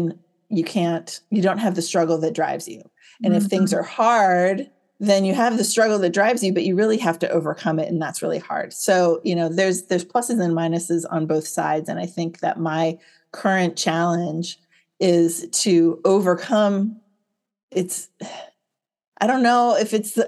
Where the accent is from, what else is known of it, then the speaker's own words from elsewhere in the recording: Silicon Valley, California, United States; I grew up here in Silicon Valley, California.